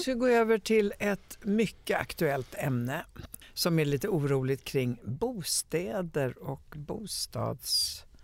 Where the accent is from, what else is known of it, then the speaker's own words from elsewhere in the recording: Italy; now in Sweden; jag kommer ju från Italien